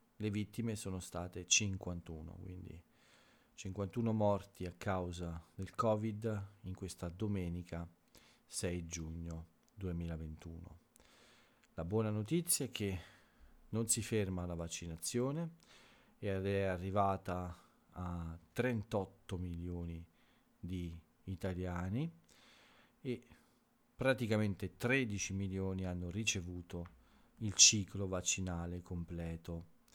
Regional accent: Italy

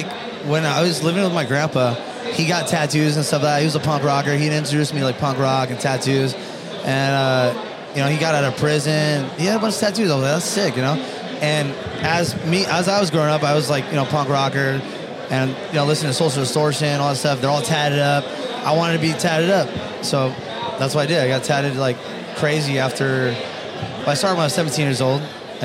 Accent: Westminster, California, United States; also born or lived in Huntington Beach, California; I'm from Orange County, California. Born and raised? Born and raised, baby. 12 o'clock at night at Found Valley Hospital.

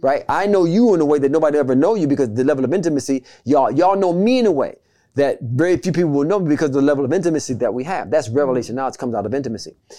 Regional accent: United States; being in America, we're American citizens

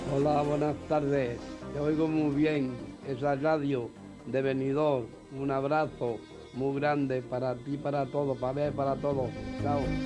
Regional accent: Pedro Muñoz, Castilla-La Mancha, Spain; now in Benidorm, Spain; mi pueblo. Para Pedro Muñoz en la provincia de Ciudad Real

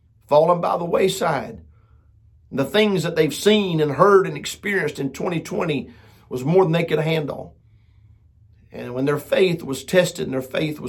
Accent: United States; I'm proud to be an American

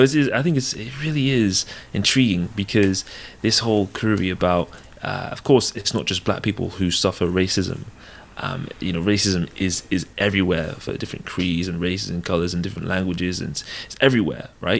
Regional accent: Devon, South West England, United Kingdom; also born or lived in London / Nigeria (ancestry); I was born in London, and, uh, spent the first ten years of my life there. And then I moved to a rural, uh, place called Devon, a county called Devon. And, uh, the rest of my sort of childhood, uh, secondary school, high school, I, I grew up there.

